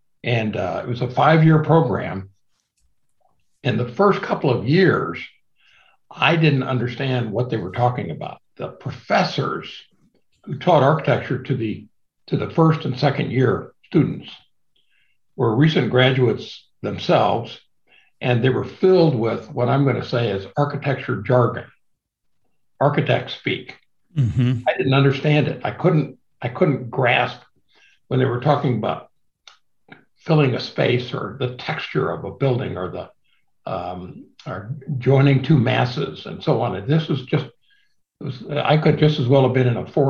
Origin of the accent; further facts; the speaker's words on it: Midwest, United States; I'm from the Midwest. I was almost 21 before I ever saw a mountain or the ocean.